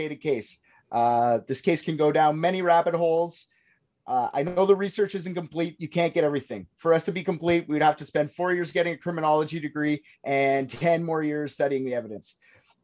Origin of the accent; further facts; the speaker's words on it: Canada; I'm Canadian